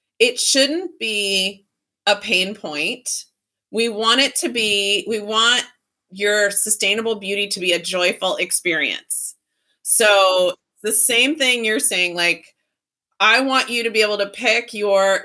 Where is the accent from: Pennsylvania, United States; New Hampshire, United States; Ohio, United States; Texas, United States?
Texas, United States; I grew up in Texas in the 80s